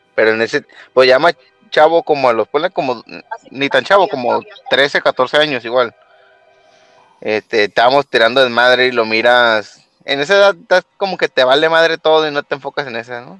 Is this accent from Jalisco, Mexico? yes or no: yes; Jalisco, Mexico; soy de Jalisco